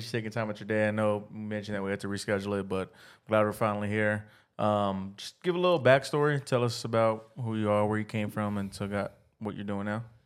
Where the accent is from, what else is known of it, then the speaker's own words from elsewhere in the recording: Texas, United States; we're from Texas and we live in Austin